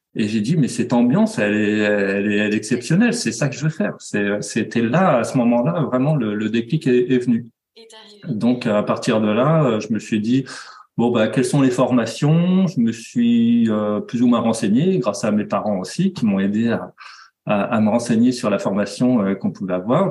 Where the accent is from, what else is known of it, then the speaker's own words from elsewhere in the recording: Nantes, Pays de la Loire, France; je suis nantais